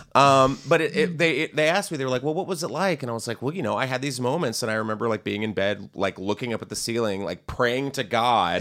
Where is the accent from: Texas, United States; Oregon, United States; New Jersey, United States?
Texas, United States; I'm from Texas